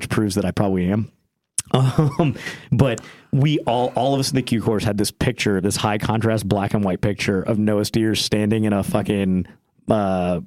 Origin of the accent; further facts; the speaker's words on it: England, United Kingdom; as someone from England